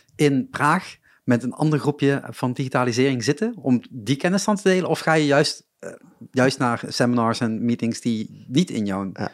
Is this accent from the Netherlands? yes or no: yes; Limburg, Netherlands; Ik kom uit Limburg